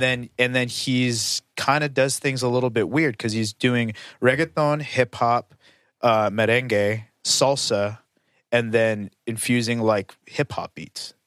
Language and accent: English; United States; I'm American